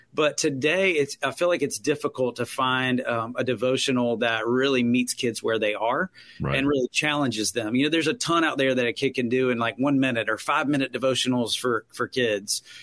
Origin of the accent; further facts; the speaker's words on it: Winston-Salem, North Carolina, United States; also born or lived in Greensboro, North Carolina; I grew up in Winston Salem